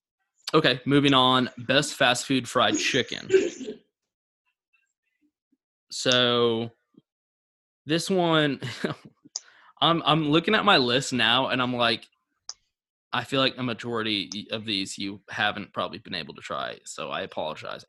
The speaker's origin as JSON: {"language": "English", "region": "North Carolina", "country": "United States", "tie": "born or raised there", "moved": "yes", "lives_now": "Texas, United States", "said": "my parents live in South Carolina. And I was born in North Carolina, so all my family's there. So I've grown up eating Cookout"}